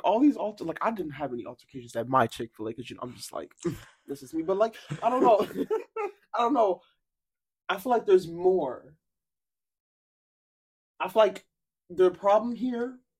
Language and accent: English; Ohio, United States; I'm from Ohio